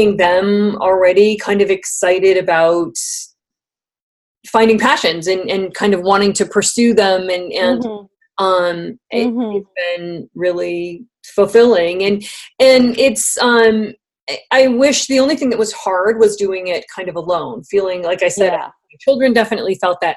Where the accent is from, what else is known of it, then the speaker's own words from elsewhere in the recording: San Francisco, California, United States; I was raised in San Francisco, and I went to public school